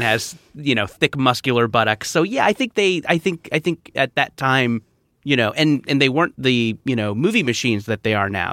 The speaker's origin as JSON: {"language": "English", "area": "Orange County", "region": "California", "country": "United States", "tie": "born or raised there", "said": "I grew up in Orange County"}